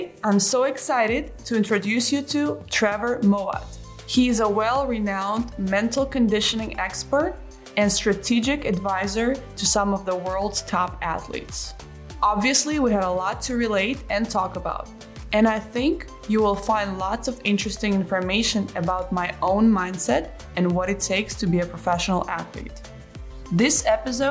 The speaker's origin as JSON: {"language": "English", "country": "Belarus", "tie": "born or raised there", "said": "I grew up in Belarus"}